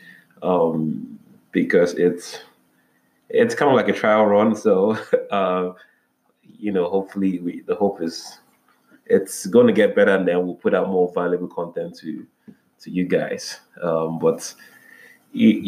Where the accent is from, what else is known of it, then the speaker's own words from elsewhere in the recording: Nigeria; I wound up in a very one of the prestigious Christian universities in Nigeria. That's, my home country